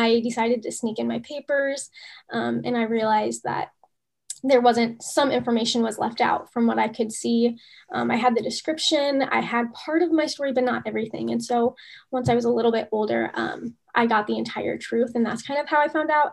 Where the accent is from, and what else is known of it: United States; born or raised there; also born or lived in Russia